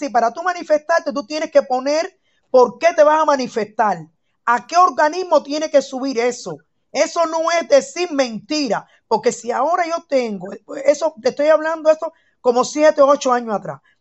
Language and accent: Spanish; Cuba; moved away as an adult; now in Germany; yo nací en Cuba, soy cubana, todo el mundo lo sabe, soy muy revolucionaria, ese es mi criterio, vivo en Alemania, no salí de Cuba por problemas de alimento ni nada